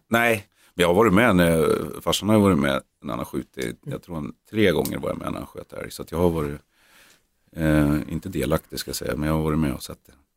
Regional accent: Norrland, Sweden; vi är norrlänningar, norrlänningar

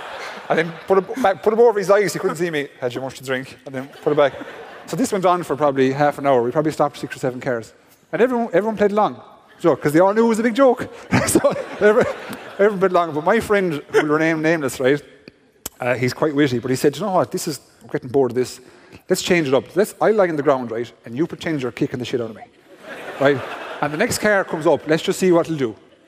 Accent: Capitagal, County Galway, Ireland; I'm from Capitagal, right, which is East Galway.

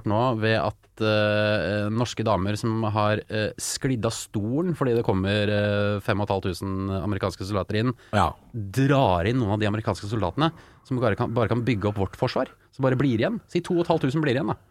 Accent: Porsgrunn, Telemark, Norway; jeg er den eneste fra Porsgrunn som skal hit

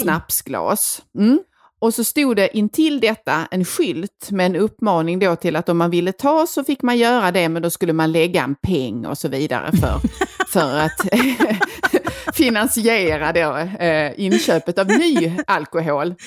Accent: Skåne, Sweden; vi kommer ifrån Skåne

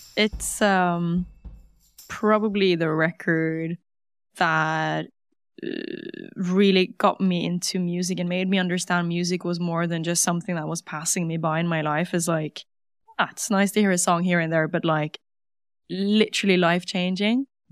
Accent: Norway; English is a second language; Grew up in Norway

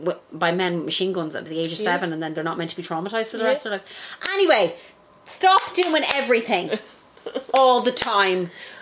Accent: Ireland; But then I grew up in the Republic, so it's a very, very different... A very different thing. I grew up not being afraid of war.

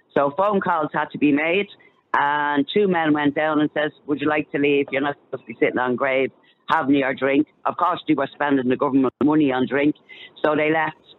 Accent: Ireland; I'm Indigenous Irish

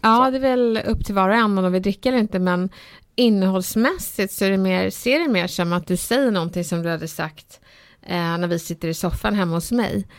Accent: Stockholm, Stockholm County, Sweden; när jag var liten och jag växte upp i Bredäng

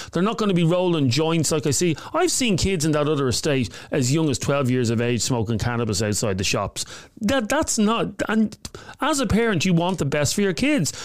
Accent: Dublin, Leinster, Ireland; I grew up in Coolock

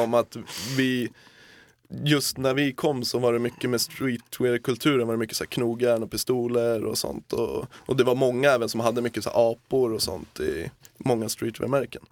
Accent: Södertälje, Stockholm County, Sweden; där vi kommer ifrån, då, Södertälje

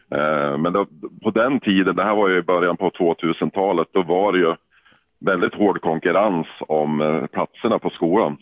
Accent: Yxskaftkälen, Jämtland, Sweden; accent: Jämtland dialect; now in Umeå, Sweden; jag är jämtlänning i grund och botten. Född i en liten by som heter Yxskaftkärlen

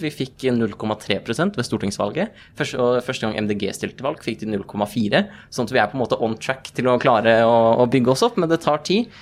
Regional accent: Nordre Follo, Akershus, Norway; jeg har fått vært innvalgt i kommunestyret i Nordre Follo, hvor vi begge er fra

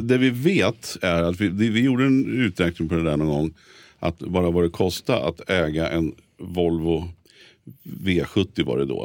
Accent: Stockholm, Stockholm County, Sweden; vi som är stockholmare

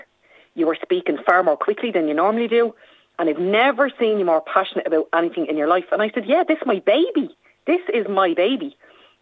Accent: Dublin, Leinster, Ireland; I'm from Dublin 5

